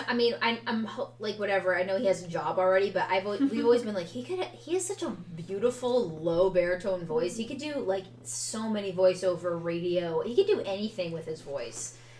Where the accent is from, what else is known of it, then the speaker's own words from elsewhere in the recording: New York, United States; I mean, I'm from New York. I'm not from the city. I don't think I have a New York accent